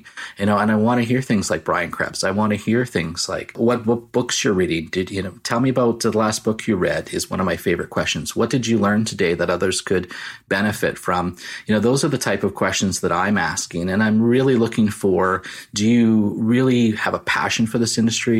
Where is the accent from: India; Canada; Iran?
Canada; I'm the Canadian version of Jack Ryan.